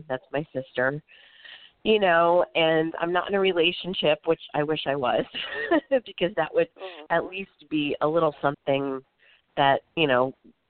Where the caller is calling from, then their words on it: Florida, United States; I'm actually calling from Florida.